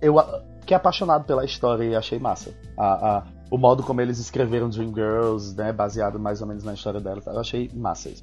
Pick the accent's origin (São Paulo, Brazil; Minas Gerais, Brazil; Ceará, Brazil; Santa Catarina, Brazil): Ceará, Brazil; Eu nasci em 87 no Brasil, no Ceará, então um pouco longe.